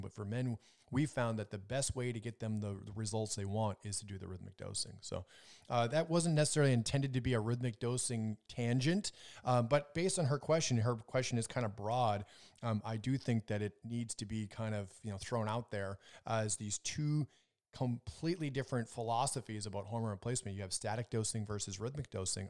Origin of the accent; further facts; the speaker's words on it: Minnesota, United States; I was growing up in Minnesota